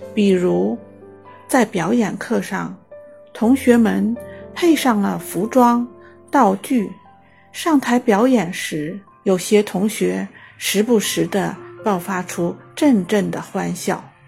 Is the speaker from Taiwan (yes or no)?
no; Xiamen, Fujian, China; 我来自厦门，是一名建筑行业从业者